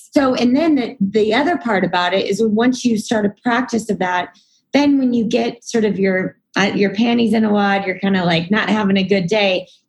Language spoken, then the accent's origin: English; Texas, United States; moved away as an adult; also born or lived in New York; I'm from Texas